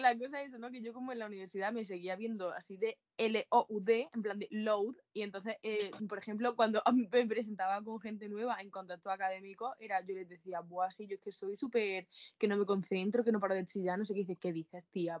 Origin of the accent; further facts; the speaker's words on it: Andalusia, Spain; los andaluces hablamos así